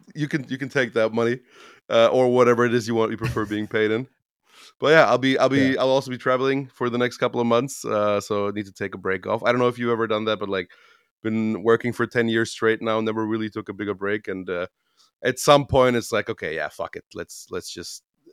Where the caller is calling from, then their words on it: Romania; English is a second language; Yeah, I'm in the living room of my mother's house, which is, actually our house in Romania.